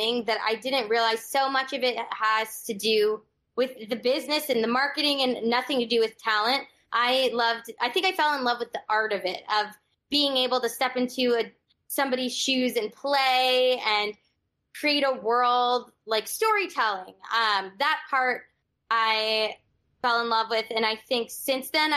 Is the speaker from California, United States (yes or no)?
yes; Los Angeles, California, United States; I'm a Valley girl from Los Angeles. Grew up in Encino